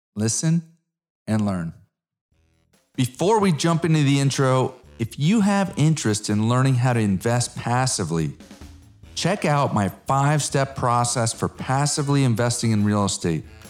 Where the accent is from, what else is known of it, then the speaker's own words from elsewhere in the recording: Connecticut, United States; moved away as an adult; now in Dallas, United States; I'm an East Coast guy from Connecticut